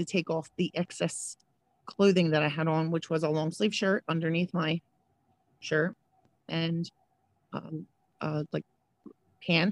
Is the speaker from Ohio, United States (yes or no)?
no; Philadelphia, Pennsylvania, United States; moved away as an adult; now in West Deptford, New Jersey, United States; I grew up in South Philadelphia with my mother, her husband, and my 7 siblings